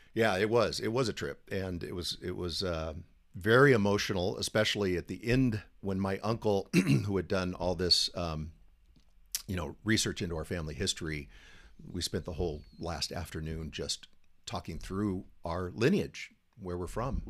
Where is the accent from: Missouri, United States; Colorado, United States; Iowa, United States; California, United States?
California, United States; San Diego; born and raised in San Diego, native